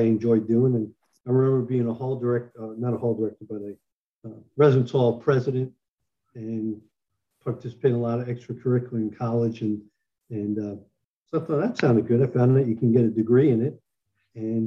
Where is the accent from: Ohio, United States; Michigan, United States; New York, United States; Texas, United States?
New York, United States; moved away; Being a New Yorker